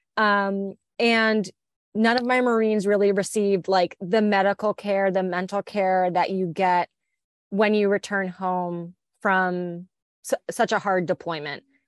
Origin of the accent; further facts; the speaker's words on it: just outside of Philadelphia, New Jersey, United States; I'm originally from New Jersey, just outside of Philadelphia.